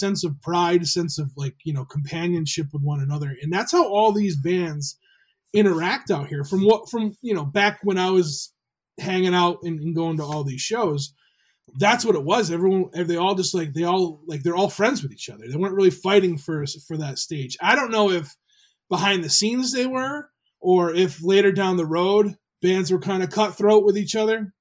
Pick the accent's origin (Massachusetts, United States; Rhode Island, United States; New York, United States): Rhode Island, United States; I grew up in Rhode Island